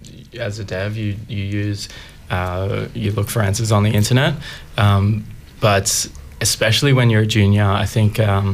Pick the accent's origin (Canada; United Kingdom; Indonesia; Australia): Australia; Sydney, New South Wales; moved away as an adult; I'm from Sydney, though. I did it in Sydney and then came down here about 3 years ago.